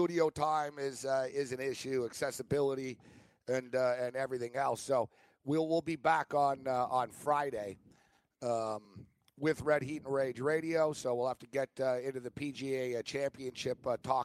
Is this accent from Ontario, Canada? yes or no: yes; Hamilton, Ontario, Canada; now in Dundas, Canada; my hometown